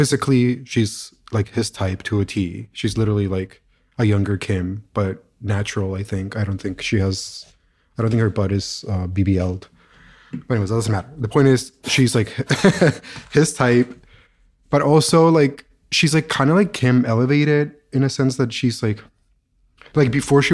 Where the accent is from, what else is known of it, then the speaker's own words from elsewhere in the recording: Colombia; they moved to Columbia like a month before I was born